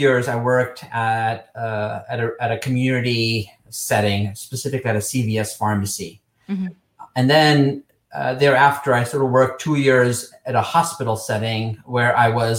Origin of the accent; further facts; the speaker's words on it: Nairobi, Kenya; moved away as an adult; also born or lived in Texas, United States; now in United States; I grew up in Nairobi, Kenya